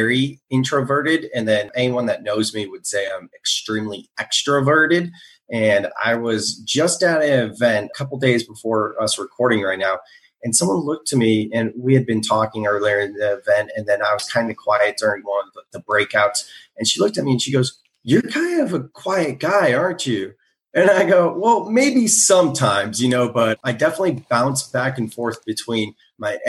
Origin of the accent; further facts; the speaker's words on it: Silicon Valley, California, United States; I'm from Silicon Valley, born and raised